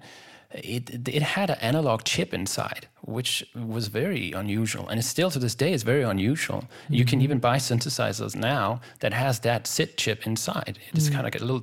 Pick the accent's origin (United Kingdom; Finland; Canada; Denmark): Denmark; I'm from Denmark.